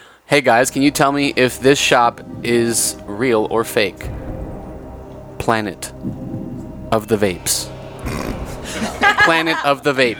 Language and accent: English; Riverside, California, United States; It's in Riverside. My hometown.